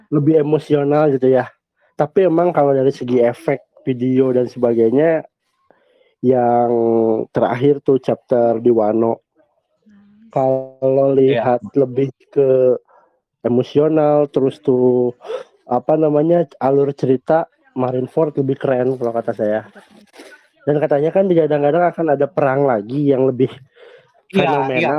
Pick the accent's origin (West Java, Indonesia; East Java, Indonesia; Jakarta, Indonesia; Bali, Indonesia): West Java, Indonesia; Bandung; Ya, halo Gan. Saya dari Bandung.